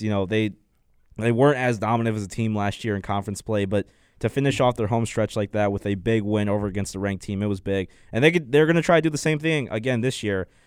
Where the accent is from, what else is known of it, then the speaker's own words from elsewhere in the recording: Chicago, Illinois, United States; moved away; I'm from Chicago, so we got a lot of snow